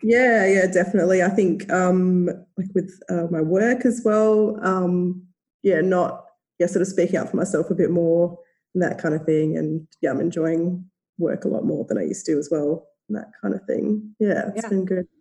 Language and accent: English; Australia; accent: Australian; as you can probably tell by my accent, live in Australia